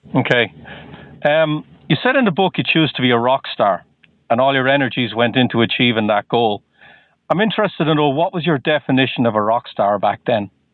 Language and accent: English; Waterford, Munster, Ireland; moved away as an adult; also born or lived in Dublin, Ireland; now in Boston, United States